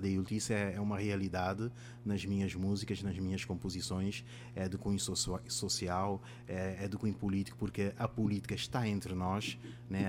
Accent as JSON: {"language": "Portuguese", "town": "Mindelo", "region": "São Vicente", "country": "Cape Verde", "tie": "born or raised there", "first_language": "Cape Verdean Creole (Sampadjudo)", "second_language": "Portuguese", "moved": "as an adult", "lives_now": "João Pessoa, Brazil", "said": "Sou africano da República de Cabo Verde e da cidade de Mindelo, né, cidade natal da, da Cesária Évora"}